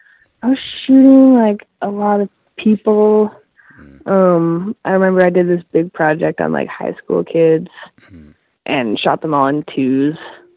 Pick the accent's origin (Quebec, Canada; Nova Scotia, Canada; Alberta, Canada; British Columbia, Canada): British Columbia, Canada; Gulf Islands; also born or lived in Victoria, British Columbia; now in Vancouver, Canada; Well, I grew up in British Columbia in the Gulf Islands, and then I went to high school in Victoria, and then I moved to Vancouver for university.